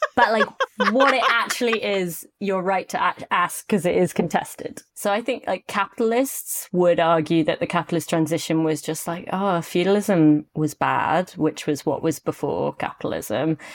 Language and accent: English; United Kingdom; as a British person